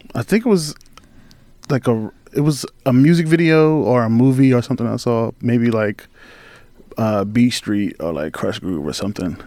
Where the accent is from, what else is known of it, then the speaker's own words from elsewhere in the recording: Halifax County, Virginia, United States; moved away as an adult; also born or lived in Richmond, Virginia; I grew up in Halifax County